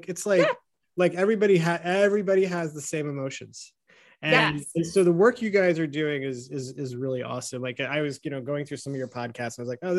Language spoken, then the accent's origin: English; United States; how we grew up here in America, this country in particular